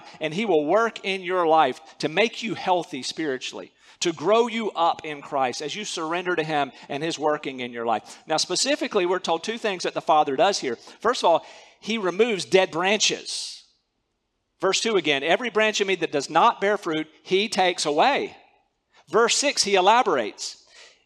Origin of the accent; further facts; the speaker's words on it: North Carolina, United States; moved away as an adult; also born or lived in Central Asia; I grew up in North Carolina.